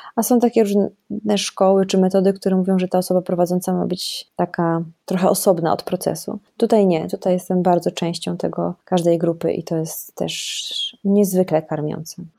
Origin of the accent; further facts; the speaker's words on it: Rzeszów, Subcarpathian Voivodeship, Poland; now in Warsaw, Poland; ja się wychowałam w Rzeszowie